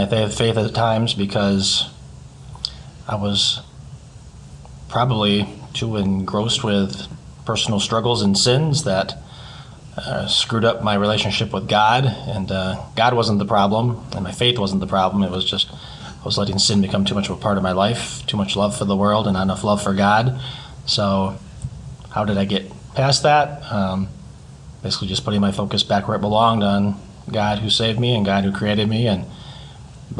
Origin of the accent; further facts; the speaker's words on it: Grand Haven, Michigan, United States; also born or lived in Pensacola, Florida; I was born and raised in Grand Haven